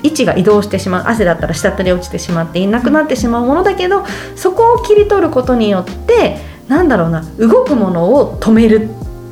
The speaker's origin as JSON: {"language": "Japanese", "region": "Saitama", "country": "Japan", "tie": "born or raised there", "said": "私埼玉出身なんですけれども"}